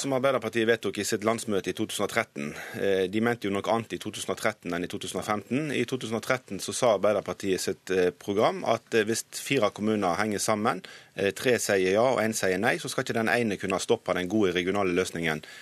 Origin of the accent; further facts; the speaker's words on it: Hordaland, Vestland, Norway; Som hordalending